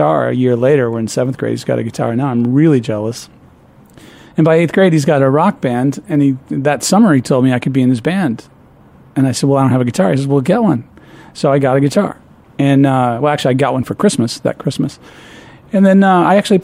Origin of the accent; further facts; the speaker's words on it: Peoria, Illinois, United States; moved away as an adult; also born or lived in Dunlap, Illinois / Ohio; I was born in Peoria, Illinois.